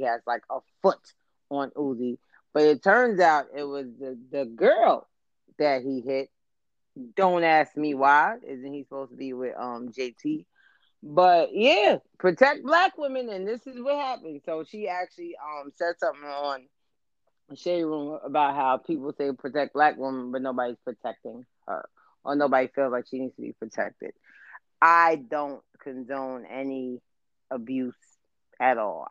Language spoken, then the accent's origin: English; New York City, New York, United States; I'm from the South Bronx